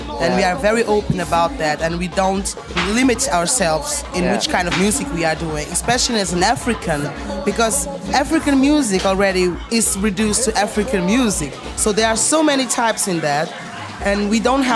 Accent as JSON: {"language": "English", "country": "Mozambique", "also_born_or_lived": "Portugal", "moved": "as an adult", "lives_now": "Germany", "said": "I am from Mozambique, Portugal, but I moved to Germany a couple of years ago."}